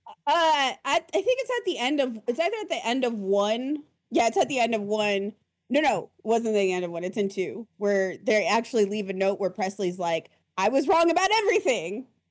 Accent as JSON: {"language": "English", "region": "Arizona", "country": "United States", "said": "I'm also from Arizona"}